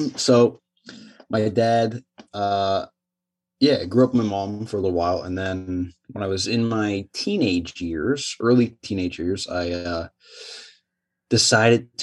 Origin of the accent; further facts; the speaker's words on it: Toronto, Ontario, Canada; moved away as an adult; also born or lived in China; I grew up in Scarborough, Ontario